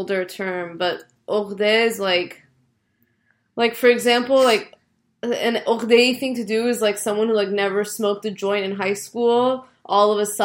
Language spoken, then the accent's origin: English; California, United States; moved away as an adult; also born or lived in New York; now in Manhattan, United States; I'm from California